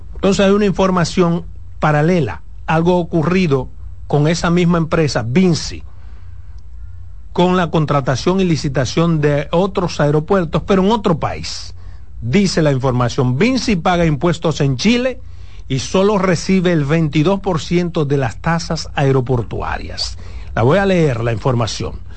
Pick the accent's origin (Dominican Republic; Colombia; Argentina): Dominican Republic; yo como ciudadano dominicano